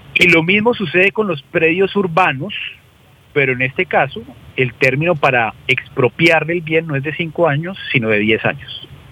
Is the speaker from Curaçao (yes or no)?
no; Colombia; los colombianos